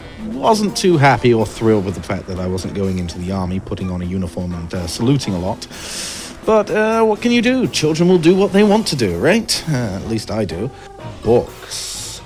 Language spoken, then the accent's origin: English; Ottawa, Ontario, Canada; also born or lived in Eastbourne; now in Wuhan, China; I'm originally from Ottawa, Ontario. Before that, Eastbourne, East Sussex, England.